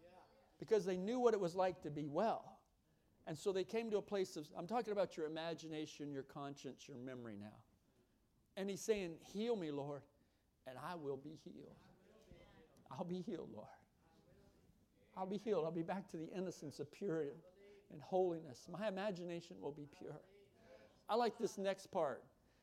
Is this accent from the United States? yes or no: yes; the South, United States; You look at gospel. I'm from the South, Southern gospel music.